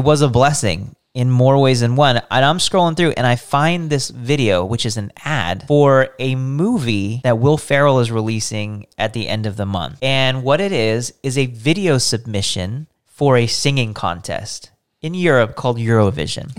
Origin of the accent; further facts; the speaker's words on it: United States; as an American people